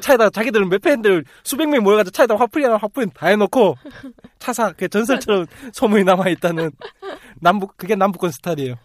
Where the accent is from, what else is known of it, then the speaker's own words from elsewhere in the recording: Busan, South Korea; moved away; 제가 자주 가고 제 고향이라